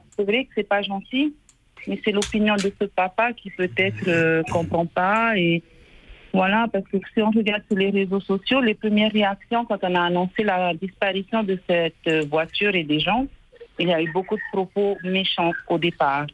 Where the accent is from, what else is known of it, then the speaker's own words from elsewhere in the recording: Huahine, Leeward Islands, French Polynesia; je suis de Wahini